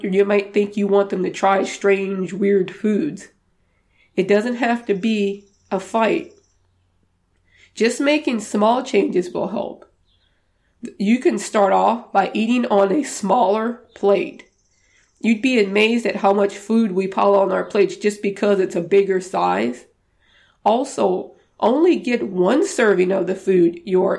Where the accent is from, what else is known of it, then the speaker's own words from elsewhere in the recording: the South, United States; moved away; I'm from the South originally, and I've learned how to cook some of my Cajun dishes